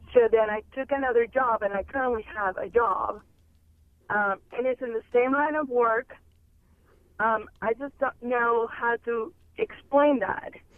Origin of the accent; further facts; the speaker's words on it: United States; as any American, I have to work for a living.